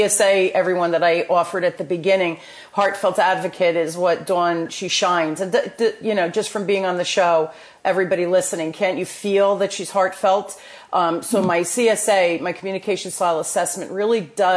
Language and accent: English; New Jersey, United States; accent: Jersey; my Jersey accent